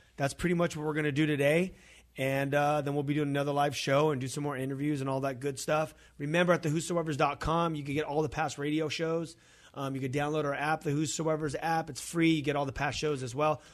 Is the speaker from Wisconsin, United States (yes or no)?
no; California, United States; we're from California.